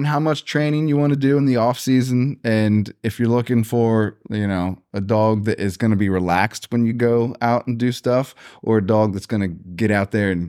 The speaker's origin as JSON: {"language": "English", "town": "Gettysburg", "region": "Pennsylvania", "country": "United States", "said": "I'm from Gettysburg, Pennsylvania"}